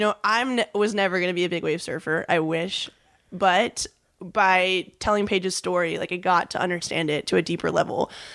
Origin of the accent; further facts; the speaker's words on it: Huntington Beach, California, United States; when I was just a little kid growing up in Huntington